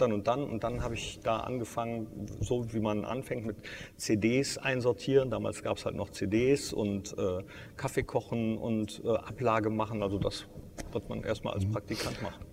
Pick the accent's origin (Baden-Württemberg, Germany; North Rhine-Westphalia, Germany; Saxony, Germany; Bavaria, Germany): North Rhine-Westphalia, Germany; Mönchengladbach; gebürtiger Gladbacher bin